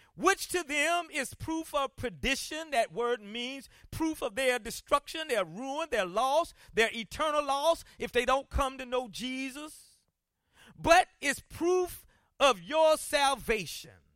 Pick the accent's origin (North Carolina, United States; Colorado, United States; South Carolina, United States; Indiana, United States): South Carolina, United States; Columbia; when I was growing up in Columbia, South Carolina